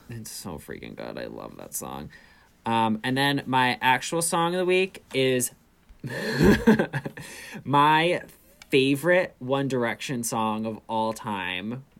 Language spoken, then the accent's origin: English; New York, United States; I am 26. I'm from New York.